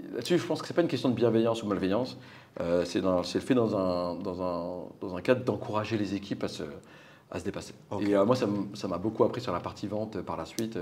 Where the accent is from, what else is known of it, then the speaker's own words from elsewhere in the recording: Normandy, France; also born or lived in Paris; de 0 à 9 à Paris. Euh, et puis après, mes parents ont déménagé en Normandie euh, parce qu'ils en avaient marre du rythme de la vie parisienne. Et j'ai fait 5 ans en Normandie